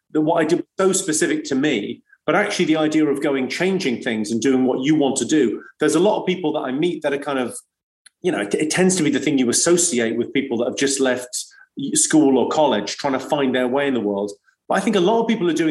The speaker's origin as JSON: {"language": "English", "town": "Slough", "region": "South East England", "country": "United Kingdom", "tie": "born or raised there", "said": "I grew up in Slough, and I went to a school on the Britwell Estate in Slough"}